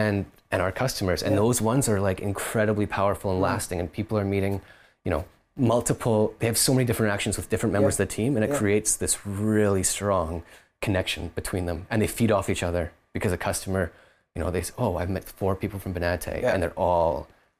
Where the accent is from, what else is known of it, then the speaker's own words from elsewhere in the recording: Kelowna, British Columbia, Canada; now in Vancouver, Canada; Us, the three of us founders, Isaac, Corey, and myself, we're all from Kelowna originally, it was just where we were living at the time